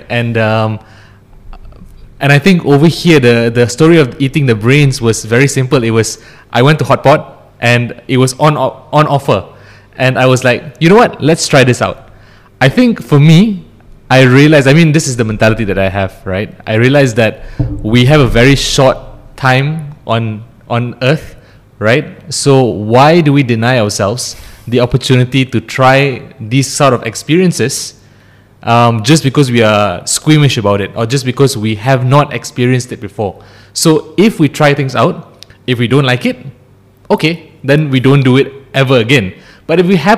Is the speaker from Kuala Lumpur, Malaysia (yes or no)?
no; Ampang, Selangor, Malaysia; also born or lived in Cheras; I grew up in Ampang. Then I moved to Cheras. So I've been in the Klang Valley for my entire life.